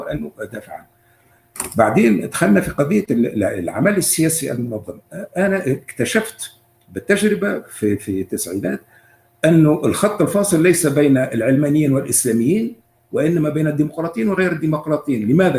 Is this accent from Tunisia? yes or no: yes; Tunisia; موجودين عندنا في تونس